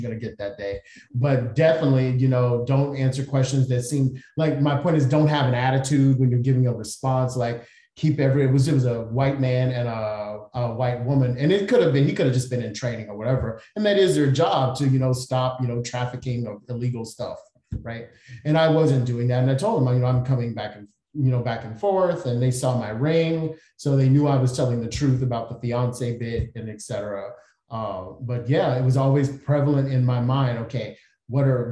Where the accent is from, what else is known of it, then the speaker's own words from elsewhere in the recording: United States; We're not from Africa. We're from here. Mm-hmm. We're part of the African diaspora genetically, but nationally, we are from here